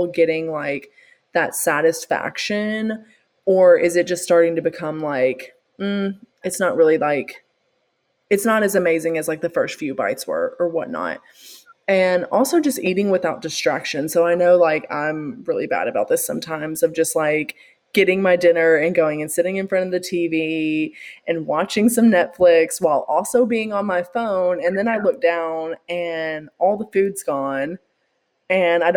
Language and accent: English; the South, United States; growing up in the South